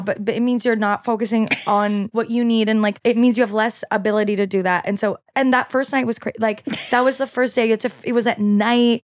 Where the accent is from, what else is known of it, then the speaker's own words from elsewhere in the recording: Quebec, Canada; first language French; English is a second language; moved away; French is my first language